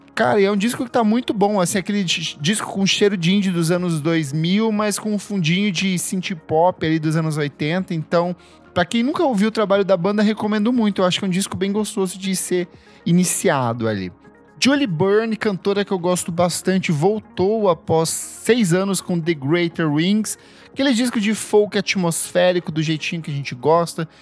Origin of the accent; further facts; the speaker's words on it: Itaipulândia, Paraná, Brazil; moved away; eu cresci em Itaipulândia ali, é um município que fica a uma hora de Foz do Iguaçu